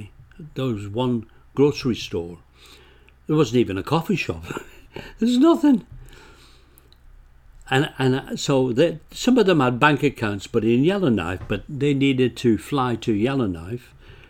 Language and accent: English; England, United Kingdom; moved away as an adult; now in Canada; I came from England, yeah.